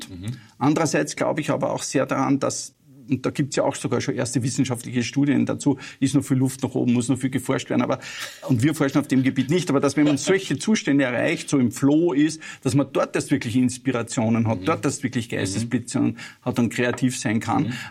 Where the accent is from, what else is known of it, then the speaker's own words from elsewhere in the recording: Upper Austria, Austria; now in Vienna, Austria; ich bin ein Oberösterreicher mhm. in Wien